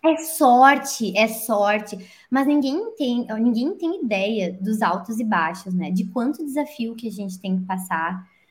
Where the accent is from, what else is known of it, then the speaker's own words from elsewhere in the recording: Brazil; moved away as an adult; como a gente cresce com um pensamento errado, né, no Brasil